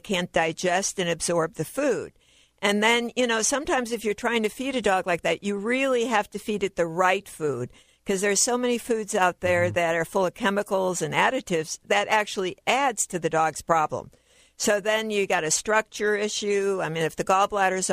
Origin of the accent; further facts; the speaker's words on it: Chicago, Illinois, United States; moved away; I'm originally from Chicago.